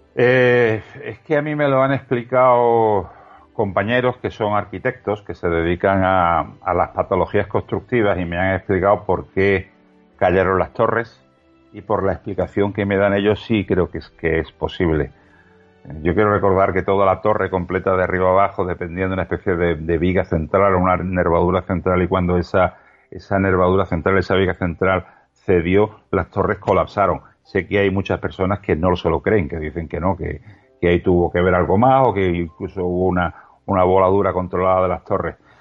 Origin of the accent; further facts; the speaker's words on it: Spain; como español